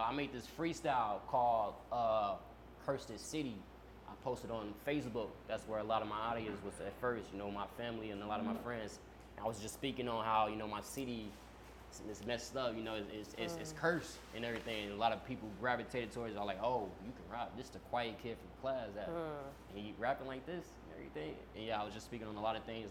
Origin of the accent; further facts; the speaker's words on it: Forest, Mississippi, United States; moved away; also born or lived in Georgia; I'm from Forest, Mississippi, Scott County. That's where I was raised at.